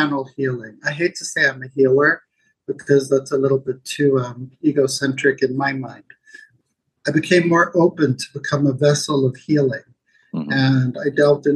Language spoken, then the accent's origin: English; Zimbabwe; I grew up in Zimbabwe, ex-Rhodesia.